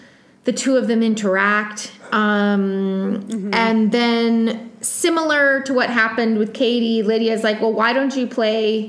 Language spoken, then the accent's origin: English; East Coast, United States; I'm from the East Coast